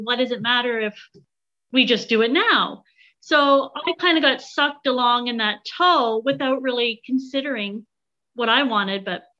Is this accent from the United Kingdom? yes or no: no; Canada; even though I'm Canadian.